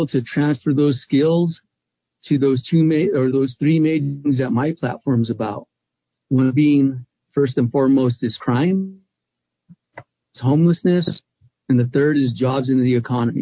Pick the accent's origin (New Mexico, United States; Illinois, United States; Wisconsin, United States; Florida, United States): New Mexico, United States; Albuquerque; I was born and raised in Albuquerque